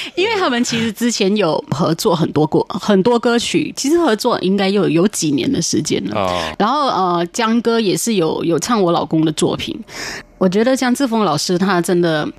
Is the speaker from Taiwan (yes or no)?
no; Penang, Malaysia; 我的家乡的华人大部分都是讲福建话